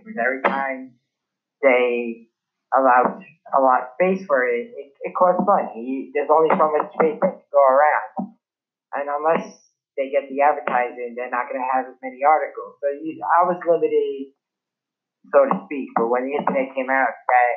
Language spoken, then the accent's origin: English; New York City, New York, United States; I'm born and raised in Brooklyn, New York City